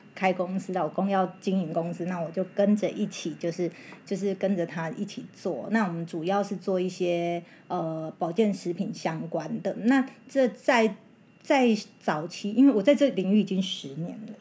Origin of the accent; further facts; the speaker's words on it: central-southern Taiwan, Taiwan; 那种嗯。乡下来的哈，都是我中南部的人